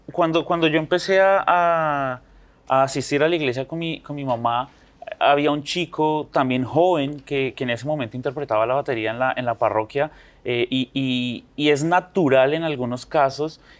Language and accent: Spanish; Bogotá, Colombia; yo nací en la ciudad